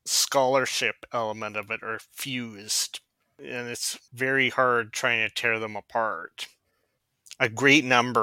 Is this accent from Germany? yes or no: no; Canada; I'm a kid of the 80s, so I grew up in Canada